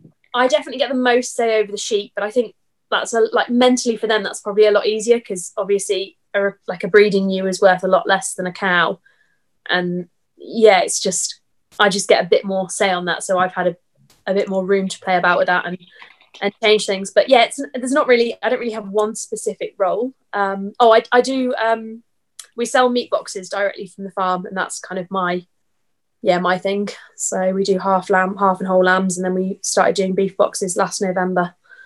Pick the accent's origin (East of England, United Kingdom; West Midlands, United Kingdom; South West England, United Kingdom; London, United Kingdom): West Midlands, United Kingdom; Birmingham; I'm from Birmingham.